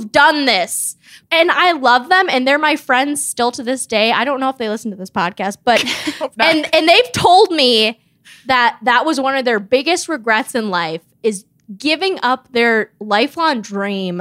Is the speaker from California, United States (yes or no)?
no; Minnesota, United States; I'm from Minnesota, and yes, I am quarantining in Minnesota